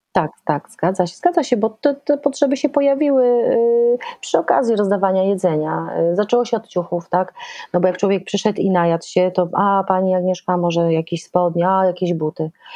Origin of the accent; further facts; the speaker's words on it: Szczecin, West Pomeranian Voivodeship, Poland; moved away as an adult; ja jestem szczecinianką i, i przez pierwsze 20 lat y, tam mieszkałam.